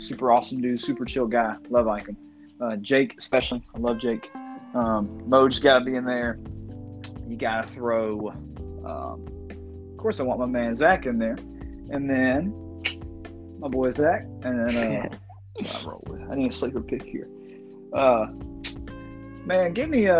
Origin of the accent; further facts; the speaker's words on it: Mobile, Alabama, United States; we are from Mobile, Alabama.